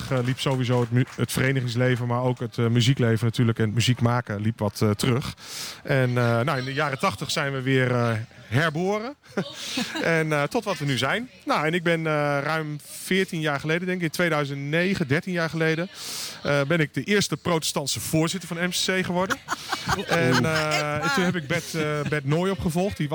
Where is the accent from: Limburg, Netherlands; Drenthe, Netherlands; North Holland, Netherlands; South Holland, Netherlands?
North Holland, Netherlands; Weesp; moved away; Ik kom uit Weesp, daar ken ik het van.